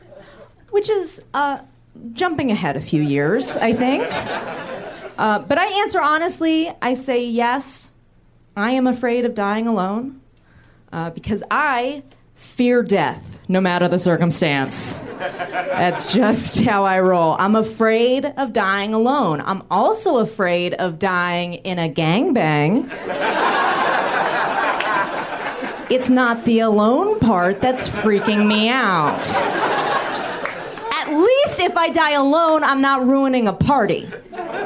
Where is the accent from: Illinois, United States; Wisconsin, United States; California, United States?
California, United States; San Francisco; I'm from San Francisco